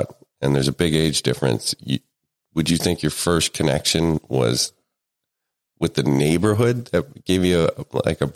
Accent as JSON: {"language": "English", "town": "Scranton", "region": "Pennsylvania", "country": "United States", "tie": "born or raised there", "said": "We grew up in Scranton, to grow up across from St. Anne's"}